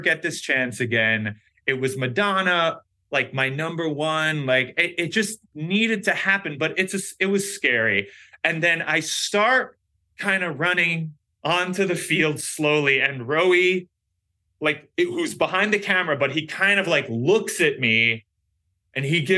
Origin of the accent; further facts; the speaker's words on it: New York, United States; the Giants are my home team. I'm a New Yorker